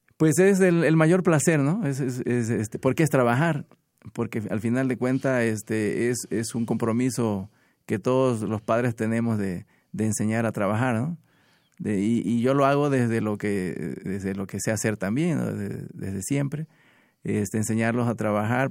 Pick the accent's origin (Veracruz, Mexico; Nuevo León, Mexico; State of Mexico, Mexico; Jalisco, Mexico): Veracruz, Mexico; Minatitlán; vengo de Minatitlán